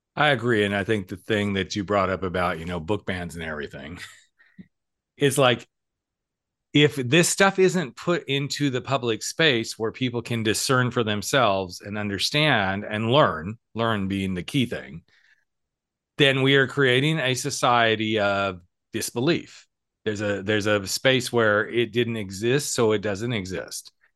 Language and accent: English; California, United States; we said California